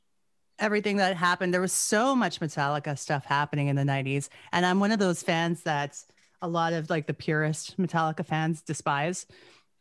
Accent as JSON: {"language": "English", "town": "Gibbons", "region": "Alberta", "country": "Canada", "tie": "born or raised there", "also_born_or_lived": "Edmonton", "said": "I first heard about them when I was growing up in Gibbons in like the late 80s, early 90s"}